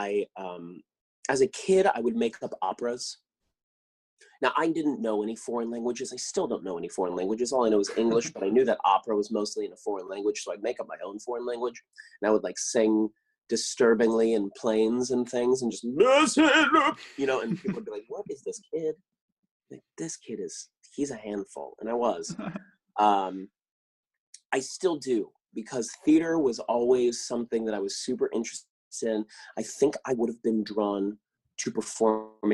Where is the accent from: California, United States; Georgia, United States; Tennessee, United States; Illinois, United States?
California, United States; Claremont; also born or lived in San Dimas, California / Inland Empire, California; I grew up in California. I was born in San Dimas, you know, the famous Bill and Ted, San Dimas High. And I was raised in Claremont